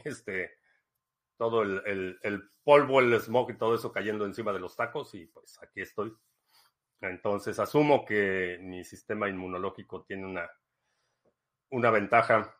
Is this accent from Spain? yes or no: no; Mexico; crecí en México